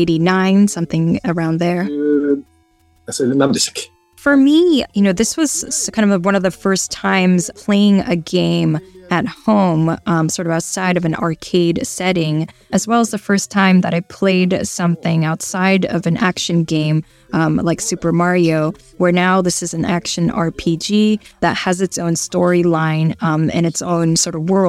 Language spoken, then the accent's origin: English; Fussa, Tokyo, Japan; I'm from Futsa City, which is a city north of Tokyo